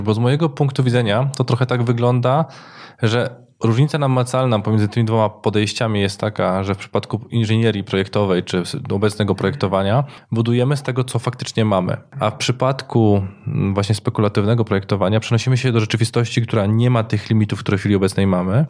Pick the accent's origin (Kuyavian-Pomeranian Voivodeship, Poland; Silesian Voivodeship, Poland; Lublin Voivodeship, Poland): Silesian Voivodeship, Poland; Katowice or Gliwice; u nas w Katowicach czy u nas w Gliwicach